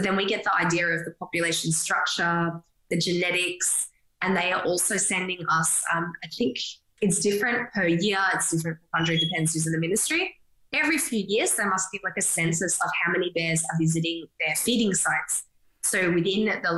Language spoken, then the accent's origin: English; Australia; as an Aussie